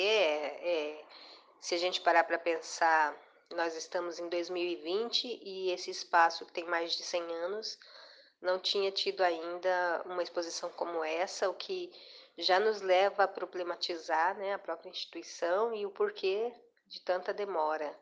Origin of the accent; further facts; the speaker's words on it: Cuiabá, Mato Grosso, Brazil; moro em Cuiabá, Mato Grosso, onde eu nasci